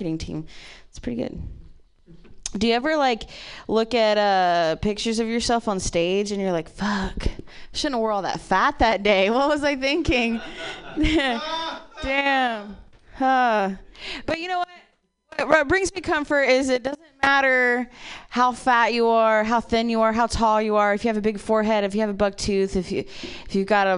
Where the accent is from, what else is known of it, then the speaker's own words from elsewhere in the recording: Ohio, United States; I'm from Ohio